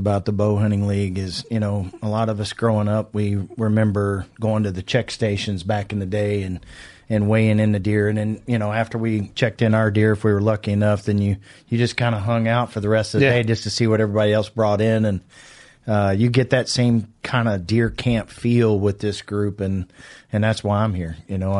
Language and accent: English; Virginia, United States; now in Illinois, United States; I'm actually from Virginia.